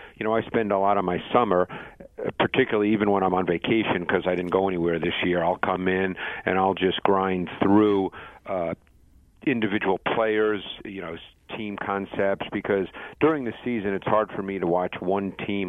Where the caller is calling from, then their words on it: Mount Laurel, New Jersey, United States; I'm actually at my desk at NFL Films in Mount Laurel, New Jersey.